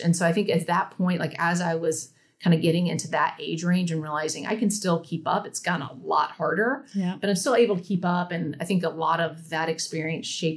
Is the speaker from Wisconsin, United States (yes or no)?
no; Raleigh, North Carolina, United States; I grew up in Raleigh, North Carolina.